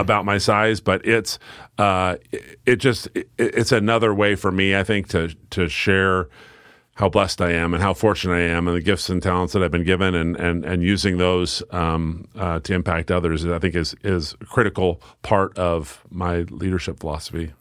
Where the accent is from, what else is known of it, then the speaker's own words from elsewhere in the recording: Silverton, Oregon, United States; fabulous, positive experience growing up in Silverton.